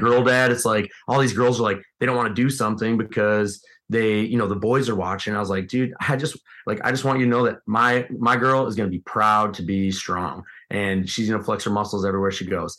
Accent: Midwest, United States; being a Midwesterner

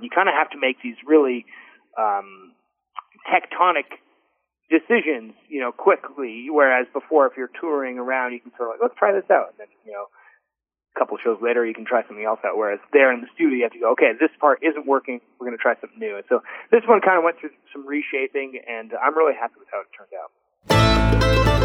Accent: Canada; now in Nashville, United States; as a Canadian band

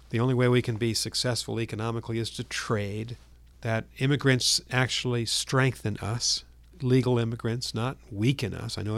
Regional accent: Massachusetts, United States; in my home state of Massachusetts

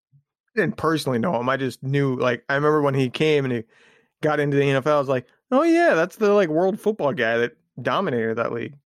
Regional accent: Indiana, United States; I was growing up in Indiana at the time

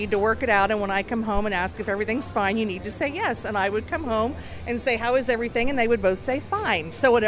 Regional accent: Chillicothe, Ohio, United States; moved away as an adult; now in Columbus, United States; I'm originally from Chillicothe. I've lived in Columbus though from like my adulthood.

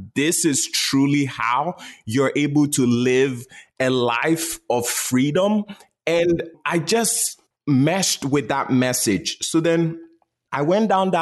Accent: Ghana; I was born and raised in Ghana, West Africa.

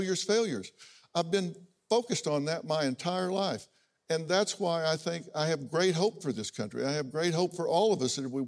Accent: United States; also born or lived in Oklahoma; I grew up in Texas and Oklahoma.

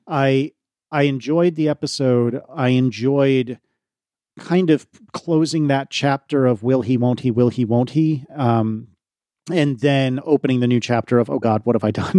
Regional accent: United States; I'm American, not British

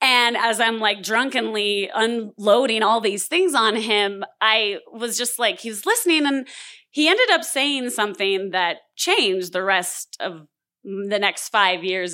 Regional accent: San Diego, California, United States; also born or lived in Los Angeles, United States / Denver, United States; I had just moved back to my hometown of San Diego

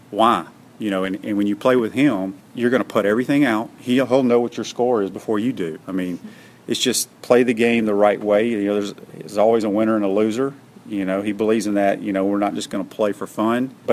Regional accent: Mississippi, United States; I never heard of him growing up in Mississippi, you know

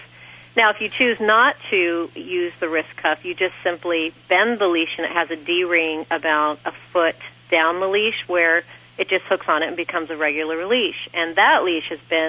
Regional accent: Sierra Madre, California, United States; I'm originally from Sierra Madre. We're near Pasadena

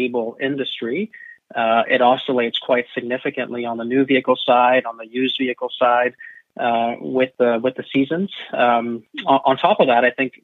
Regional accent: Canada; I was actually appointed as the first Canadian to occupy the role

